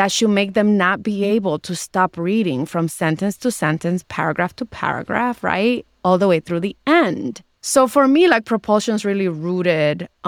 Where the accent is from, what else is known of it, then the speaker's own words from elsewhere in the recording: Dominican Republic; I'm in a different social class than I was when I when I was born in the Dominican Republic and as I was growing up there and now when I go back I can afford to stay in some pretty fancy places.